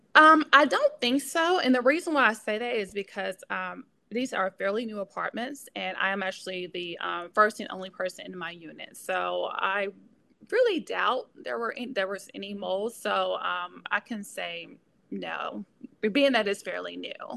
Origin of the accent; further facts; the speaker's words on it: Pope, Mississippi, United States; moved away as an adult; now in Memphis, United States; I am originally from Mississippi, a small town called Pope, Mississippi